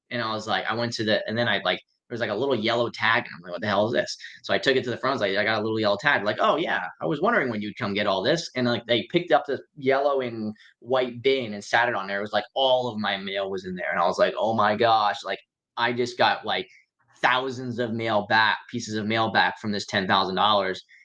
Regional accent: Central Florida, United States; also born or lived in Pottsville, Pennsylvania; I was born in uh, Town in Pennsylvania. Uh, it's called Pot- Pottsville. Pottsville is where I'm from. Schuylkill County originally, and then I grew up in uh, uh Central Florida

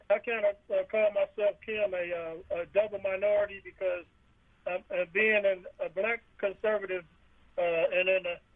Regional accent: Kansas City, United States; now in Savannah, United States; I'm from Kansas City.

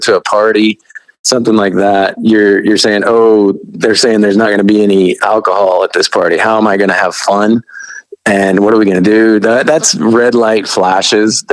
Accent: Midwest, United States; I grew up really poor in the Midwest

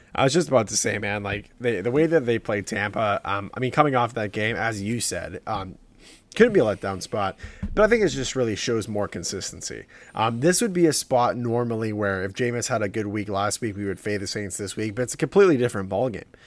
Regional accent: Southern Ontario, Canada; we're from Southern Ontario

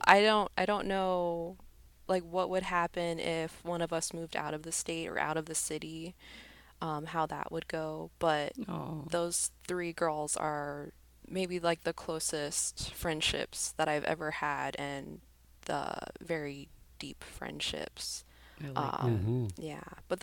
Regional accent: Arizona, United States; there's three girls that I grew up with here in Arizona

